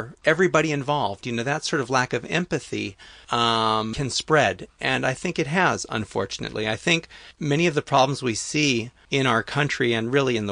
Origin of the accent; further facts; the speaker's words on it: Los Angeles, California, United States; growing up, I was in Hollywood